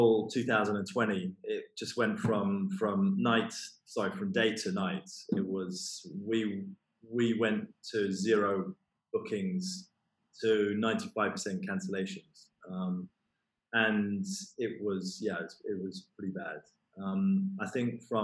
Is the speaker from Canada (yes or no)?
no; London, United Kingdom; I'm from London